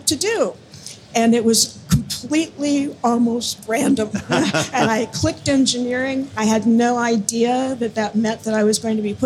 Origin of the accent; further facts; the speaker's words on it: Los Angeles, California, United States; I grew up in Los Angeles